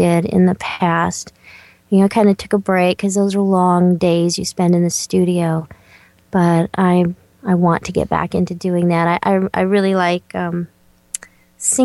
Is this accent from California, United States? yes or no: yes; Southern California, United States; I grew up in Southern California